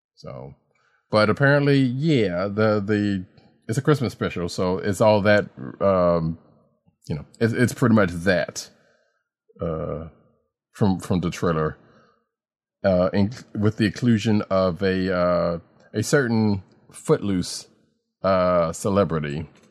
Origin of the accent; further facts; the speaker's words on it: the South, Southern United States, United States; a Southerner born and raised